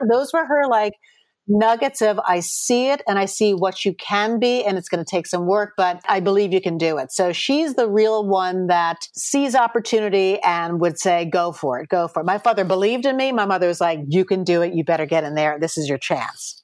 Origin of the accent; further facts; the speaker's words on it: Chappaqua, New York, United States; moved away as an adult; also born or lived in Los Angeles, United States; Chappaqua, which is where I grew up